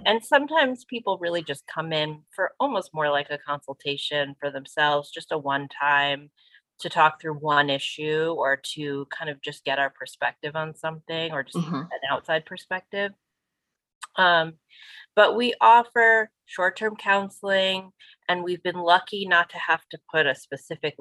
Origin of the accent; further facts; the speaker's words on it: New Jersey, United States; now in Western Massachusetts, United States; I'm from New Jersey originally, I've been floating around Western Mass for a while now, a long time